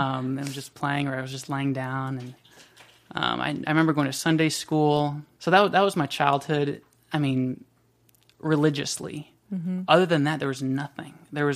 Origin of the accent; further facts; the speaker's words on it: Washington, United States; also born or lived in Germany / South Carolina; And then we went to South Carolina, where I was raised for another 6 years or so, maybe seven. And then we went to Washington State, where I grew up.